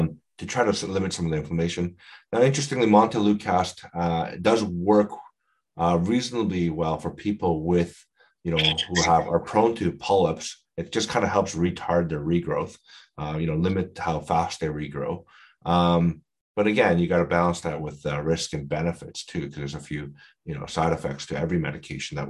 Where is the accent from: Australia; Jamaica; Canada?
Canada; we're all Canadian